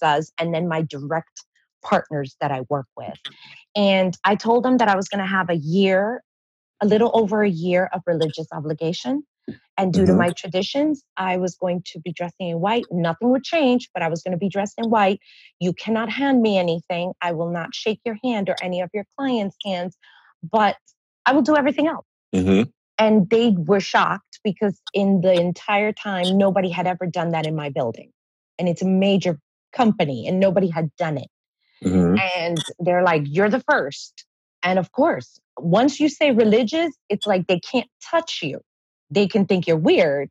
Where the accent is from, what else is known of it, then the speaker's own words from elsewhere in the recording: New York, United States; I'm from New York